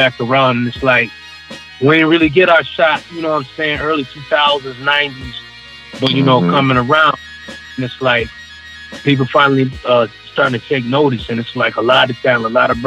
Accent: Rochester, New York, United States; we're from Rochester, New York.

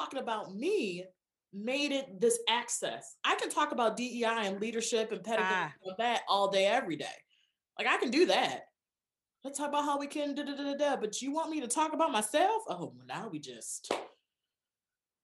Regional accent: Lansing, Michigan, United States; I grew up in Michigan

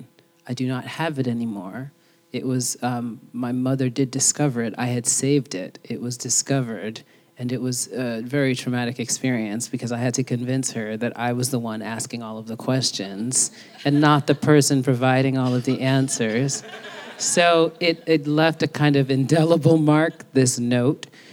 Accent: New York City, New York, United States; growing up in the Bronx and all of the incredible girls that I grew up

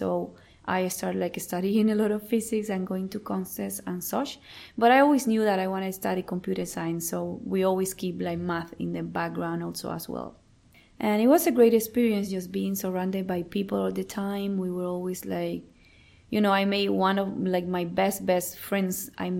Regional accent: Cuba; moved away as an adult; now in Canada; I moved to Canada in 2010. Before that, I lived in Cuba, my home country.

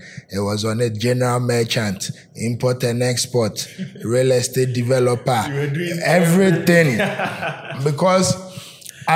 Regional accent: Kwahu, Eastern Region, Ghana; I'm a Kwao man.

